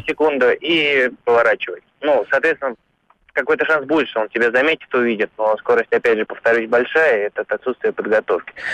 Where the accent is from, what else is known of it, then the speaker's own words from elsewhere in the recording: Moscow, Russia; я из Москвы